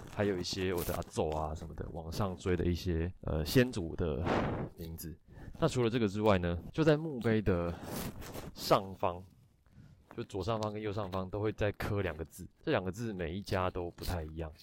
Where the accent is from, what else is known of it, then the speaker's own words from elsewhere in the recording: Taiwan; 我从台湾来